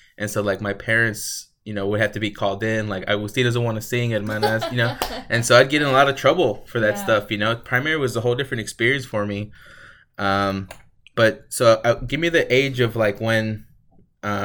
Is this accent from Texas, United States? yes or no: yes; Houston, Texas, United States; I grew up in Houston 3. It's a lot more city